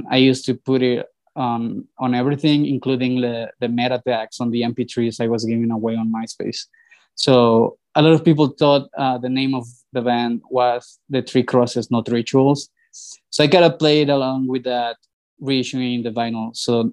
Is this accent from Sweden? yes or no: no; Mexico City, Mexico; I was born and raised here